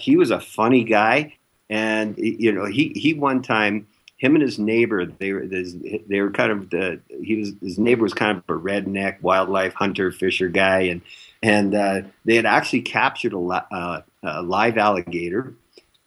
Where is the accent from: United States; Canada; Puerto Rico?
Canada; growing up in Canada